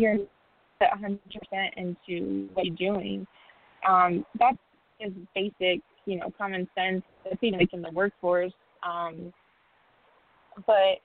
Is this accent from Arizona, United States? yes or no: yes; Tucson, Arizona, United States; as a junior player, growing up in Tucson, Arizona